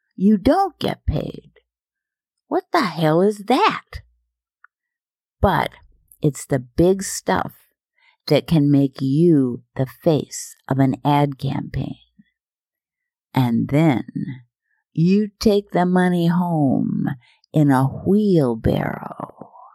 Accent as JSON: {"language": "English", "region": "Minnesota and Iowa", "country": "United States", "moved": "yes", "said": "I'm from Minnesota and Iowa, and I'm Norwegian"}